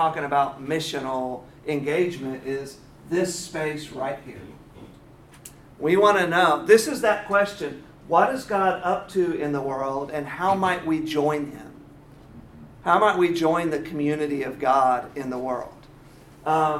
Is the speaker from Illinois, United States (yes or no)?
yes; Quincy, Illinois, United States; now in Atlanta, United States; I was born in Quincy, Illinois